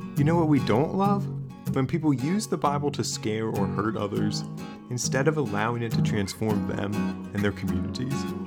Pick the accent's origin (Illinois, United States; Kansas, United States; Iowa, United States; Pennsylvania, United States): Pennsylvania, United States; South Central; I'm from South Central P